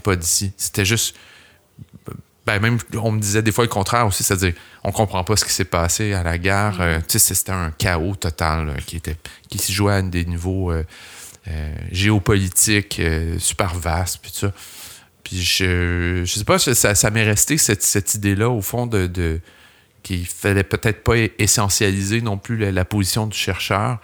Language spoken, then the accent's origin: French; Laval, Quebec, Canada; also born or lived in Montreal; j'ai grandi à Laval, j'ai atterri à Montréal